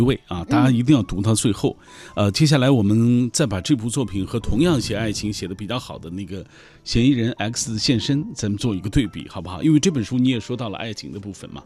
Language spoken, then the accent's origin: Chinese; China; 我们中国人最喜欢做的就是报喜不报忧啊